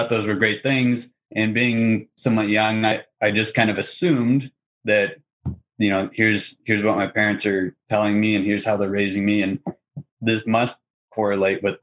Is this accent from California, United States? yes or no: yes; Northern California, United States; moved away as an adult; also born or lived in Oregon; now in Salt Lake City, United States; I grew up in Northern California